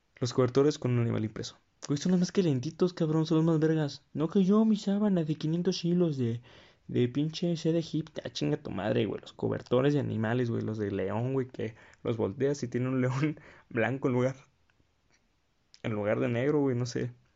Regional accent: Querétaro, Mexico; Porque soy de provincia, porque soy queretano

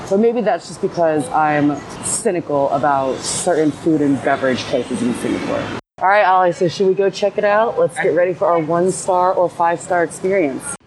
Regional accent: Los Angeles County, California, United States; I grew up in Los Angeles County in a neighborhood where there was a large Taiwanese American population

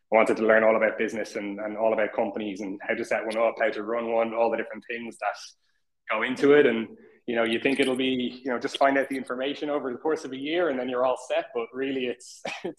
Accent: Dublin, Leinster, Ireland; I'm from Dublin

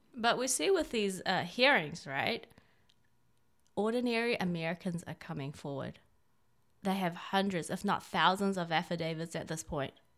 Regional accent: China; now in United States; I, I'm Chinese. I was born in China

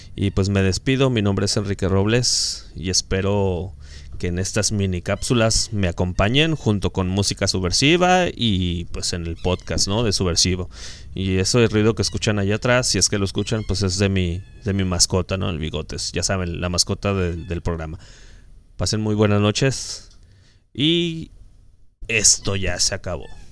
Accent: Mexico; como buenos mexicanos

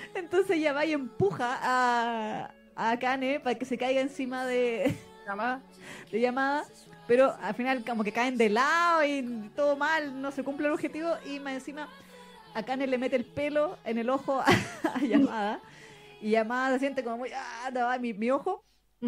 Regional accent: Chile; Chile en particular las mujeres tendíamos a tener la voz más grave que en otros países

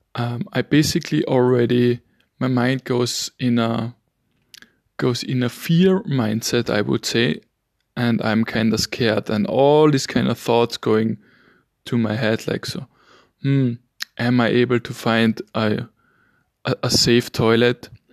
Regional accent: Vienna, Austria; first language German; English is a second language; I'm from Vienna, Austria

